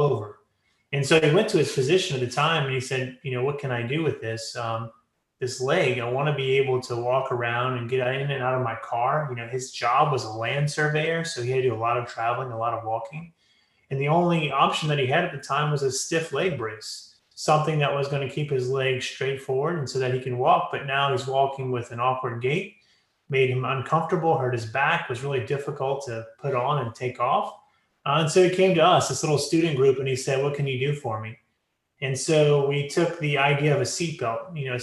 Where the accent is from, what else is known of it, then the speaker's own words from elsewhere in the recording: Lafayette, Louisiana, United States; Lafayette, Louisiana, where I'm from, which is Cajun country